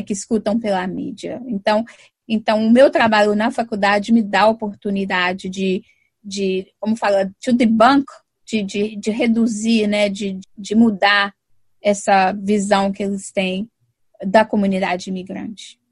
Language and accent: Portuguese; São Paulo, Brazil; also born or lived in Minas Gerais; now in Boston, United States; eu morei em São Paulo, sempre me identifiquei com São Paulo